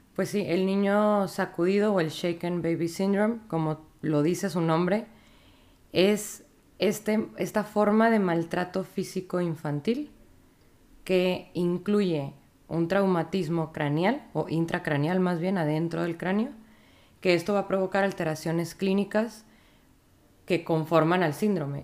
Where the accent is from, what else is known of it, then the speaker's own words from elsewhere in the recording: Monterrey, Nuevo León, Mexico; also born or lived in Saltillo; soy regia. Yo estuve en, en medicina en la UNI, en la Facultad de Medicina de aquí de Monterrey